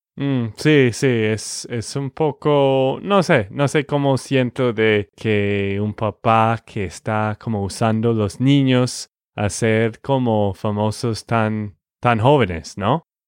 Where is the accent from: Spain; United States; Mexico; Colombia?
United States; Texas; de Texas, Estados Unidos.